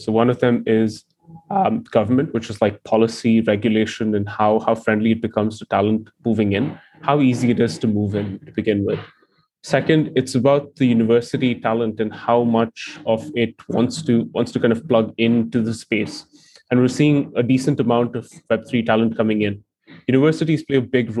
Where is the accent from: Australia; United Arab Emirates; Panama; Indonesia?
United Arab Emirates; Dubai; moved away; I grew up in Dubai